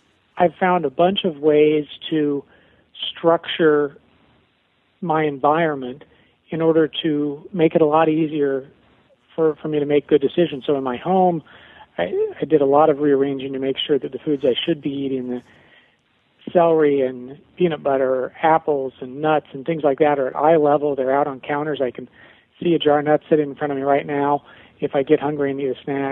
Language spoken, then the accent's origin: English; Nebraska, United States; I grew up in the Midwest in Nebraska